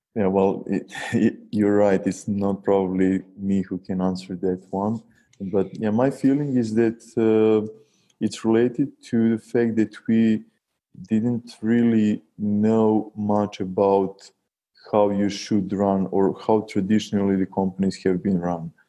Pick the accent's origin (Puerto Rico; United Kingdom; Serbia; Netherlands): Serbia; we, we're from Serbia, a small and, and still poor country